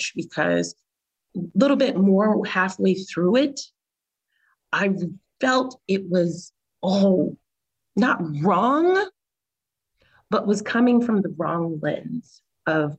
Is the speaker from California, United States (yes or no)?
yes; California, United States; moved away; we're both from California too.